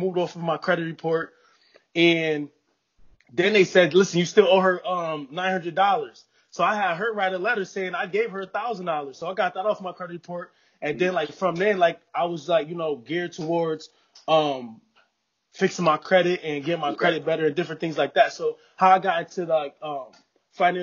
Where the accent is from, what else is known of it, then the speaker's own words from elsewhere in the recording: New Haven, Connecticut, United States; I'm from New Haven, Connecticut